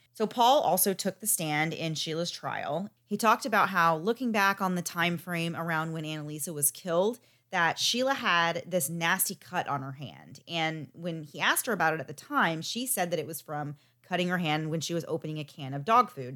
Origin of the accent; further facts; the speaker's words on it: United States; I am from the United States